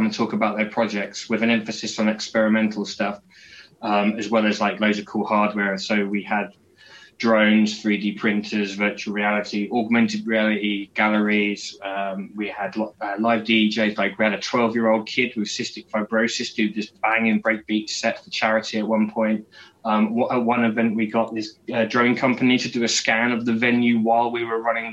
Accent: Peterborough, East of England, United Kingdom; I was running a club night in my hometown in the UK in Peterborough called Flux

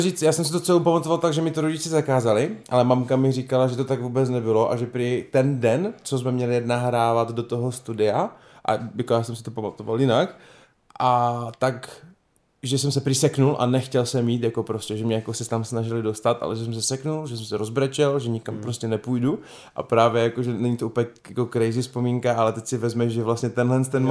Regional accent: Havířov, Moravian-Silesian Region, Czechia; já jsem vyrůstal v Havířově na Trojce, v pan, na sídlišti

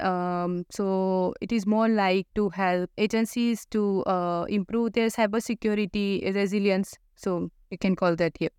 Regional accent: India; moved away as an adult; now in Australia; I come from India

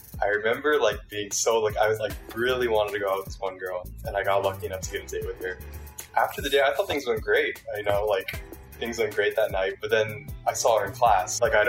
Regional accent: Bay Area, California, United States; I'm a rising junior at NYU. I'm from the Bay Area in California.

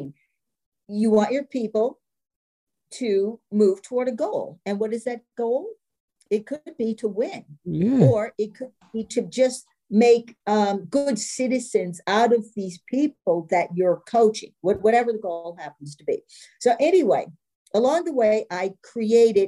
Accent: East Coast, United States; moved away; I'm from the East Coast

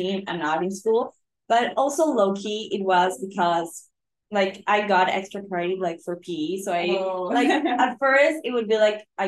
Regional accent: Lima, Peru; I'm from Lima, Peru

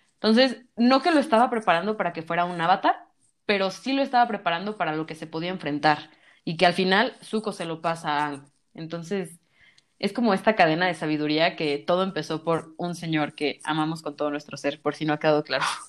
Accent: Mexico; Yo soy mexicana

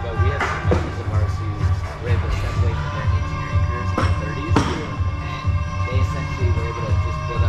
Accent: North Carolina, United States; I'm from North Carolina.

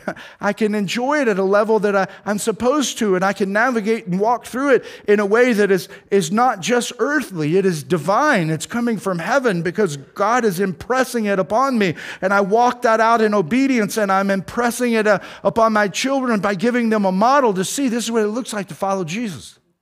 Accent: Tornado Alley, United States; now in Kansas, United States; I grew up in Tornado Alley

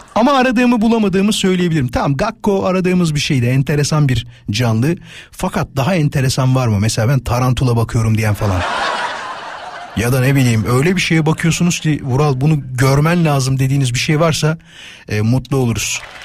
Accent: İzmit, Kocaeli, Turkey

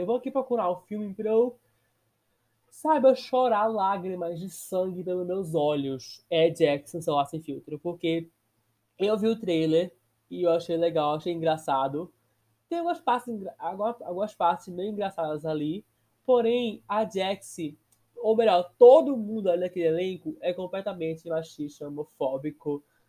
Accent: Brazil; Sou brasileiro, porém sou cursado na Wizard

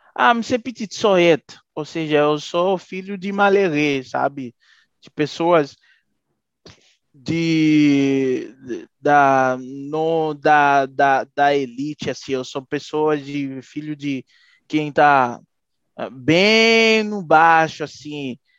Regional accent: Haiti; moved away as an adult; Sou haitiano mesmo

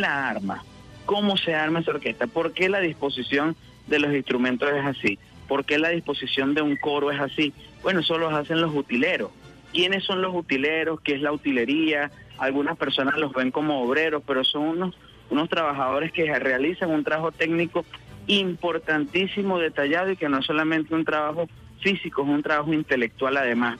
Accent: Calabozo, Guárico, Venezuela; moved away; comencé en mi pueblo querido de Calabozo, en el estado Guárico

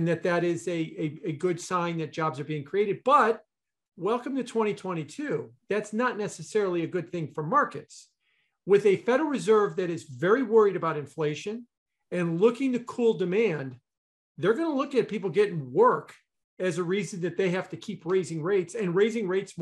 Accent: Elmwood Park, Illinois, United States; I grew up in Elmwood Park.

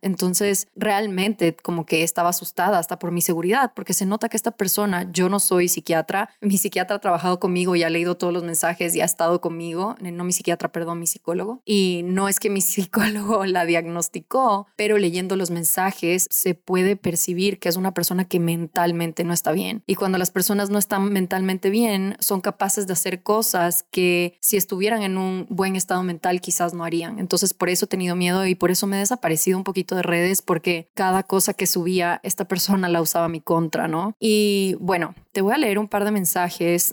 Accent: Ecuador; en mi país, Ecuador

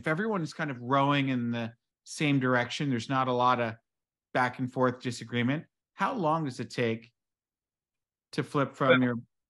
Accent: United States

